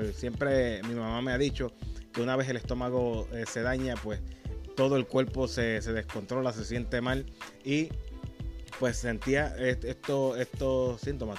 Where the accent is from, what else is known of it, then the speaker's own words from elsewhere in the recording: Humacao, Puerto Rico; de mi pueblo de Humacao